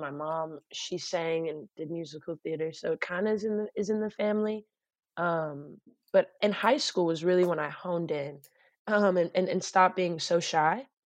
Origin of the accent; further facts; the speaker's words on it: Torrance, California, United States; My hometown, actually. I'm in my bedroom in Torrance, California.